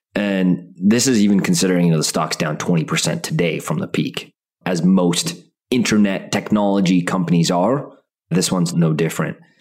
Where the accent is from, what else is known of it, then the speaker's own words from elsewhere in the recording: Calgary, Alberta, Canada; moved away; I was born in Calgary. Half my family lives in Alberta